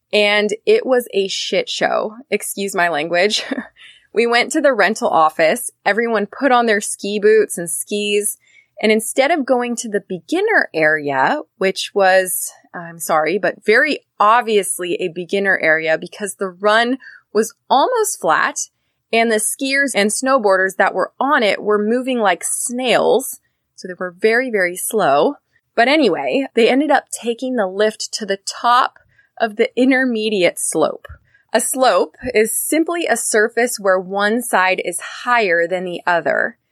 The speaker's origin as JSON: {"language": "English", "region": "Northern California", "country": "United States", "said": "I'm from Northern California."}